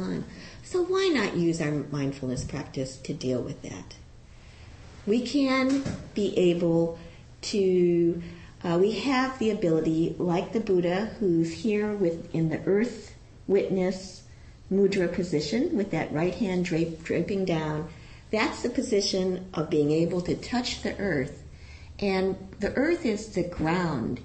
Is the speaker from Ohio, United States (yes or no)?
yes; Ohio, United States; I was a kid from Ohio when I went to college.